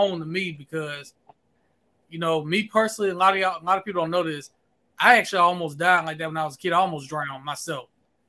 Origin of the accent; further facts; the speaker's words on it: Pensacola, Florida, United States; I'm from Pensacola.